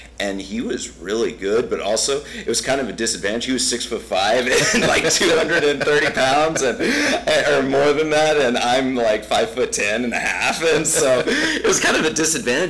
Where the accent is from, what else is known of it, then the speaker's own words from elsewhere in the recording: Laredo, Texas, United States; moved away as an adult; now in San Antonio, United States; I'm from Laredo, Texas.